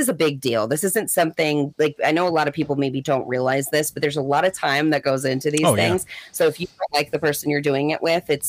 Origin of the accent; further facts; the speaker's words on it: St. Louis, Missouri, United States; Mm-mm. I'm from St. Louis.